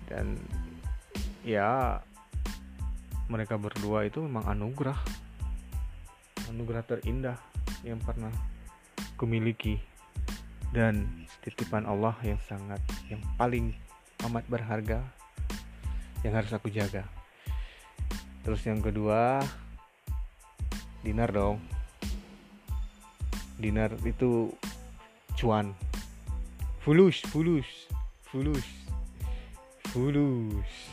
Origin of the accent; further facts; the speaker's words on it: Bengkulu, Indonesia; aku asalnya dari Bengkulu provinsi Bengkulu Sumatera